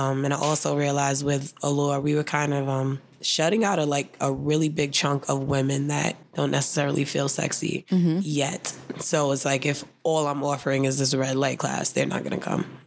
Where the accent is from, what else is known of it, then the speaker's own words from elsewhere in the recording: New York City, New York, United States; I grew up dancing in Harlem.